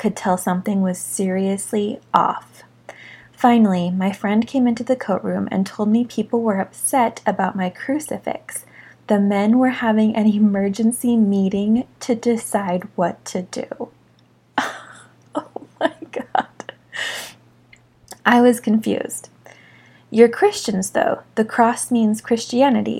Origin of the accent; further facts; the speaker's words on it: Orem, Utah, United States; growing up in Orem, Utah